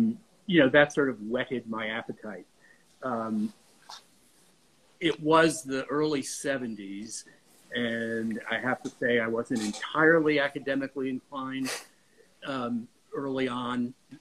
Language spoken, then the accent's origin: English; New Haven, Connecticut, United States; moved away; also born or lived in Rhode Island / New York City; I grew up in New Haven